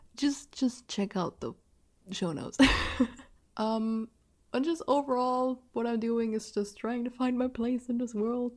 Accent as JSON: {"language": "English", "region": "Rhineland-Palatinate", "country": "Germany", "accent": "German", "first_language": "German", "second_language": "English", "said": "that's an Rhineland Palatinate, I think that's how you pronounce the state I'm living in in English"}